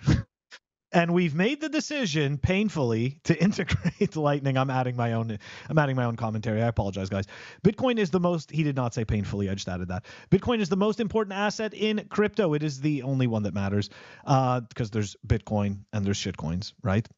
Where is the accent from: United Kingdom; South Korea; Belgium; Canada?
Canada; now in United States; I'm a Canadian living in America.